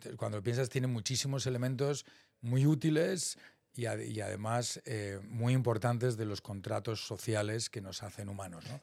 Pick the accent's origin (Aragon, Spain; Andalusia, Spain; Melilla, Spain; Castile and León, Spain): Castile and León, Spain; Salamanca; moved away as an adult; also born or lived in Boston, United States / San Francisco, United States; yo soy de Salamanca, vengo de una familia media muy normal